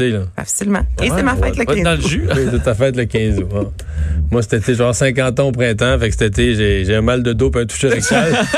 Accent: Bas-Saint-Laurent, Quebec, Canada; moi, je viens du bas du fleuve.

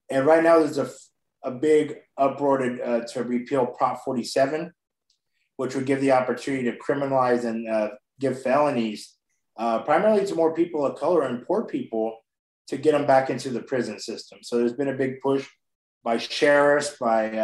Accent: Kern County, California, United States; I'm from Kern County

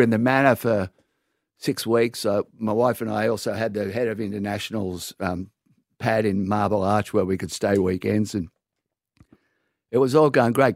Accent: Sydney, New South Wales, Australia; born or raised there

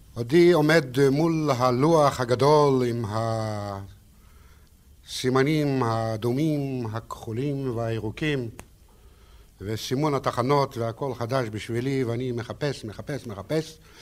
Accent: Israel; אני בא מארץ ישראל

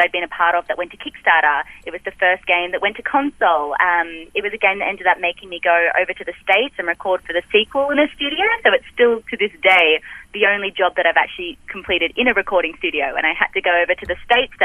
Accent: Australia; accent: Australian; I'm Australian

